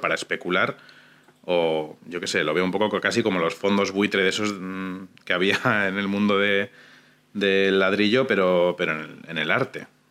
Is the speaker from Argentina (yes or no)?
no; Durango, Basque Country, Spain; en el Museo Público de mi pueblo